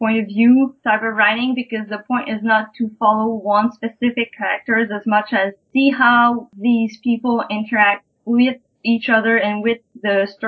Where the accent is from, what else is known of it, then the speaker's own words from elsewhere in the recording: Quebec City, Quebec, Canada; first language French; English is a second language; I'm a writer from Quebec City. I'm not a English native speaker, and French is really important to me